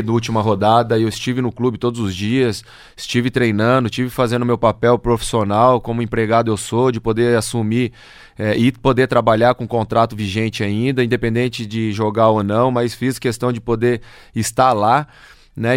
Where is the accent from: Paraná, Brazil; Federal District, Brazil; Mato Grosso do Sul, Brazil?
Paraná, Brazil; São Pedro do Iguaçu; also born or lived in Toledo, Brazil; now in Londrina, Brazil; eu sou lá do oeste do Paraná, de São Pedro do Iguaçu